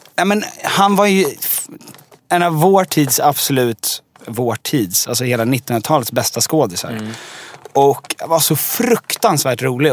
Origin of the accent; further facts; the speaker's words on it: Djursholm, Stockholm County, Sweden; now in Stockholm, Sweden; jag är uppvuxen i Djursholm som mm. är eh, en mil norr om Stockholm